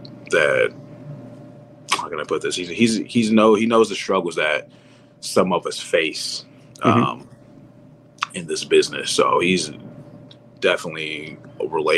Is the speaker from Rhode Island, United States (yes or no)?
no; California, United States; in my home state, not too far from home in Sacramento